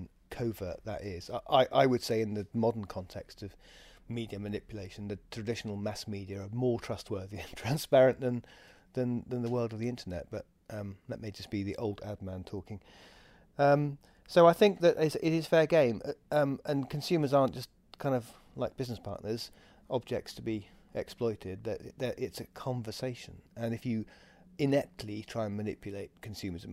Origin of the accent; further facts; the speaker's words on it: England, United Kingdom; we're English